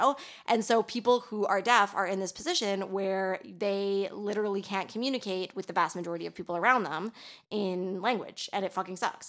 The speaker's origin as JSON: {"language": "English", "town": "Toronto", "region": "Ontario", "country": "Canada", "moved": "yes", "lives_now": "Quebec, Canada", "said": "I'm from Toronto, and Toronto is, like, a really fucking multicultural city."}